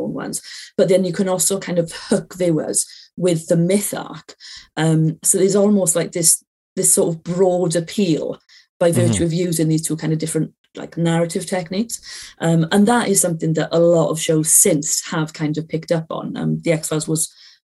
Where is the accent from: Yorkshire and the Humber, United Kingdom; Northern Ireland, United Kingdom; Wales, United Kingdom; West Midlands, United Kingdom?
Wales, United Kingdom; Aberdare; I'm from Wales, I went to a school in Wales